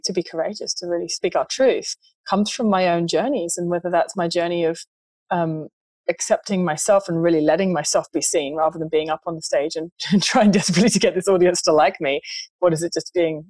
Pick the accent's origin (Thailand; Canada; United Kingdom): United Kingdom; England; in my culture, which I was brought up in England